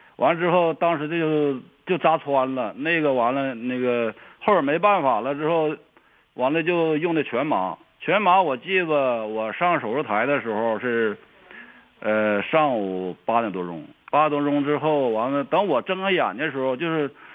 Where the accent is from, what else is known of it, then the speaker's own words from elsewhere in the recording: Changchun, Jilin, China; 我是长春人呐，长春市的